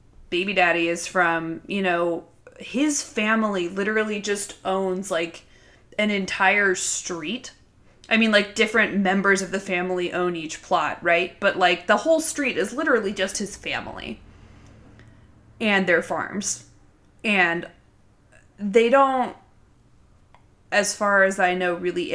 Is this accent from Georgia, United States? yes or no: yes; Atlanta, Georgia, United States; I was born at Northside disgusting. Hospital in Atlanta, my parents are both from Ohio